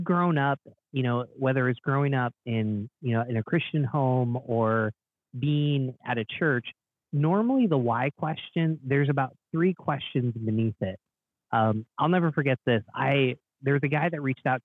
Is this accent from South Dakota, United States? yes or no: no; Binghamton, New York, United States; now in Rochester, United States; I grew up in Binghamton, New York, which is kind of on the border of Pennsylvania